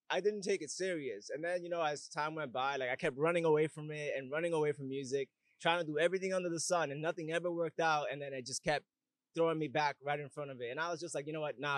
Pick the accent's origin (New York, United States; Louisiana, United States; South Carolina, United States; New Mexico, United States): New York, United States; Bronx; Yeah, I'm from the Bronx actually. I was born in New York, born and raised. And that, but I moved around a lot though, so my sound changed because I moved way too much.